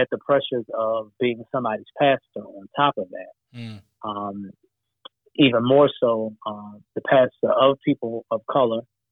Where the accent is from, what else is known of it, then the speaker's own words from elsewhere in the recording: Baltimore, Maryland, United States; I'm a Baltimore boy, West Baltimore, all day long, okay. All day long. Yes, sir. The heart of the city, West Baltimore, Sandtown, Winchester, is the community that I grew up in Baltimore.